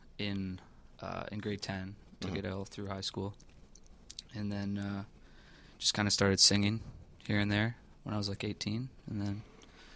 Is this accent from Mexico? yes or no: no; Markham, Ontario, Canada; also born or lived in Calgary, Alberta; my parents moved to Markham